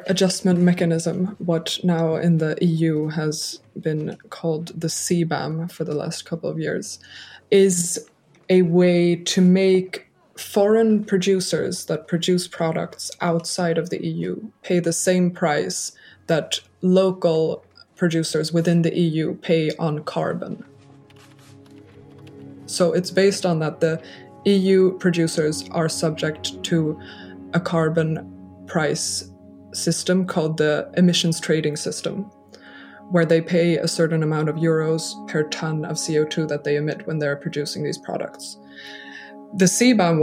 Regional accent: a small suburb outside of Stockholm, Stockholm County, Sweden; now in Brussels, Belgium; I'm from Sweden, but with a Dutch mother as well. So I grew up in a small suburb outside of Stockholm in the nature

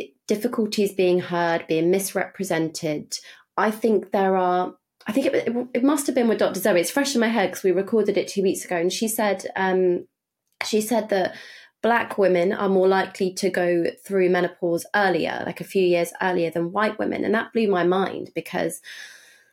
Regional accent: United Kingdom; as a white British female

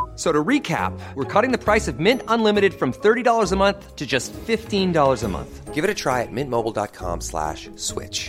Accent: United Kingdom; now in Chicago, United States; I'm British, but I live in Chicago

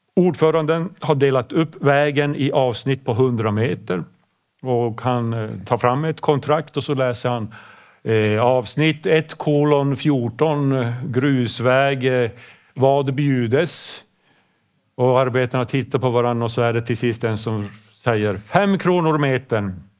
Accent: Pajala, Norrbotten County, Sweden; first language Swedish; vi ligger ju så, så långt norrut, det är så kallt

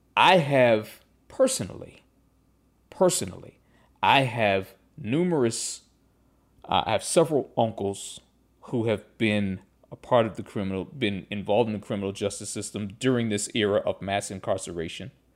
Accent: Pittsburgh, Pennsylvania, United States; I grew up in Pittsburgh

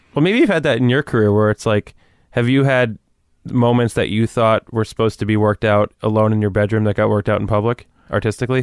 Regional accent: Woodcliff Lake, New Jersey, United States; born or raised there; moved away as an adult; also born or lived in New Milford, New Jersey; now in New York City, United States

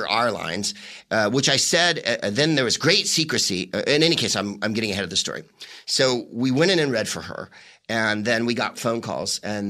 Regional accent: San Francisco, California, United States; we're both from San Francisco

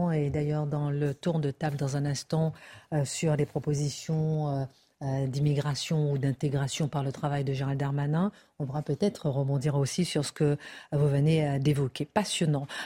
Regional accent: France; nous, d'abord, nous sommes Français

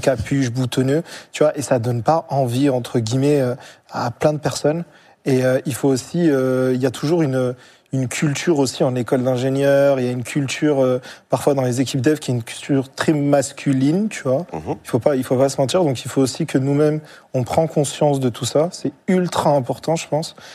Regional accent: Marseille, Provence-Alpes-Côte d'Azur, France; moi, j'ai grandi en cité, à Marseille

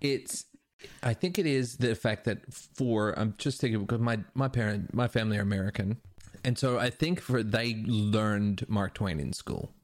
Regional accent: Perth, Western Australia, Australia; growing up in Perth

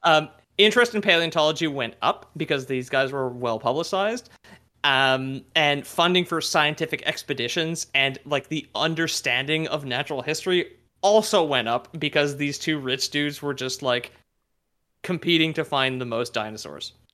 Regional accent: Quebec, Canada; growing up in Quebec

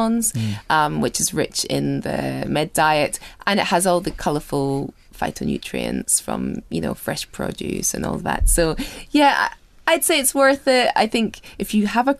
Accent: Scotland, United Kingdom; I'm Scottish

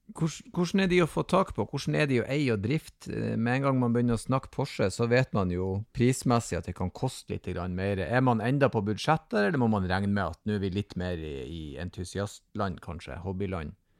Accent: Northern Norway, Norway; jeg er si, alibi fra Nord-Norge her oppe

